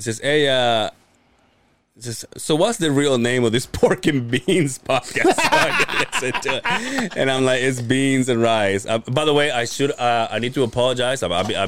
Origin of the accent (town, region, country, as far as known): Mexico; born or raised there; moved away